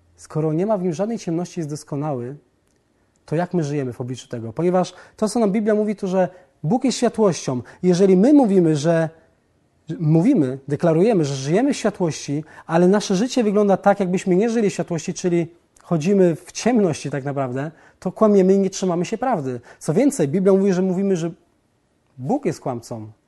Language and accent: Polish; southern Poland, Poland; Wychowałem się i urodziłem w Polsce na południu jako katolik